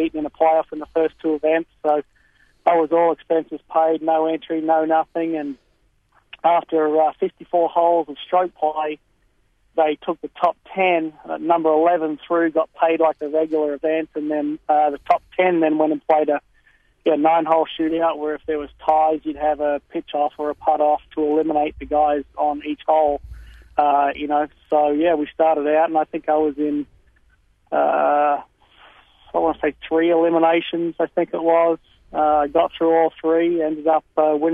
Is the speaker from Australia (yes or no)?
yes; Brisbane, Queensland, Australia; moved away as an adult; also born or lived in Texas; now in United States; I was born and raised in Brisbane, lived over there in Australia until about 1997.